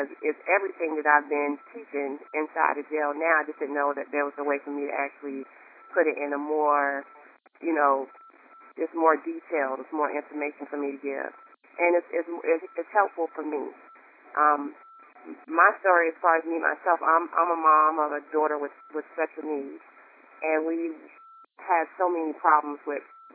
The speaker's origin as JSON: {"language": "English", "region": "North Carolina", "country": "United States", "also_born_or_lived": "Raleigh, North Carolina", "said": "I'm from North Carolina. I live in Raleigh, North Carolina."}